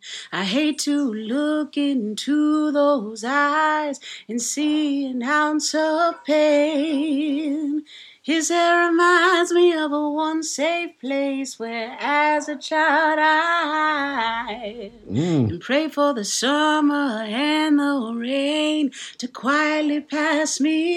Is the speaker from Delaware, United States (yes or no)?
no; Texas, United States; I'm from Texas, but all my family started in Louisiana.